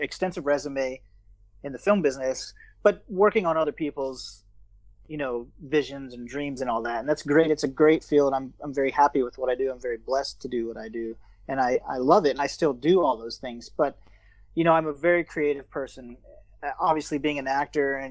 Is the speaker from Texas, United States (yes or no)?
no; Georgia, United States; moved away as an adult; now in Bangkok, Thailand; I grew up in Georgia, the state of Georgia, not the Georgia in Russia